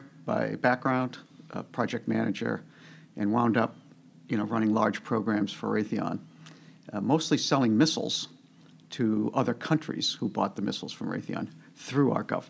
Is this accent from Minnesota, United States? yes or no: no; Concord, Massachusetts, United States; I grew up in Massachusetts. I've lived my entire life in Massachusetts. Specifically, I grew up in Concord, Massachusetts. Yeah. Went to high school there. Then I went to college at Northeastern in Boston.